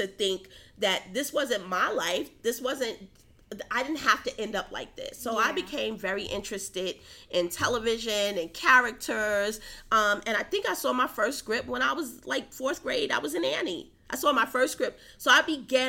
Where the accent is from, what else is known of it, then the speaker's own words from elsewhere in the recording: New York City, New York, United States; moved away; also born or lived in Atlanta; I grew up in Harlem in a time when, you know, there were dead bodies in buildings